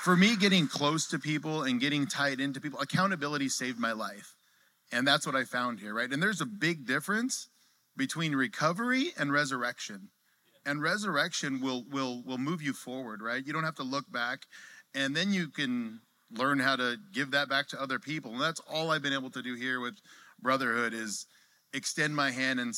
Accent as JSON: {"language": "English", "region": "California", "country": "United States", "moved": "as an adult", "said": "I'm a transplant, right? I'm from California"}